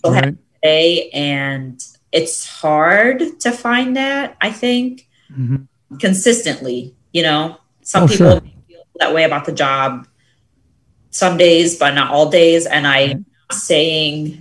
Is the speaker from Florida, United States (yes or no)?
no; Akron, Ohio, United States; also born or lived in Saudi Arabia / Egypt; first I say Akron